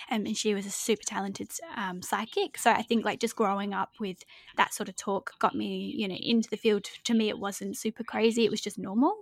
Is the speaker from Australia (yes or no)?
yes; Adelaide, South Australia, Australia; also born or lived in Devon, England; when I was six years old, we moved to Adelaide, Australia.